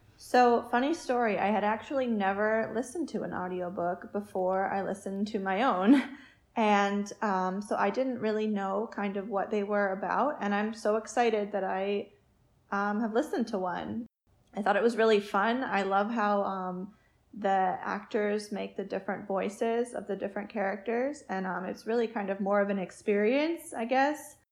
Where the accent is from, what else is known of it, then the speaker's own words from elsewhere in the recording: Concord, New Hampshire, United States; my hometown of Concord, New Hampshire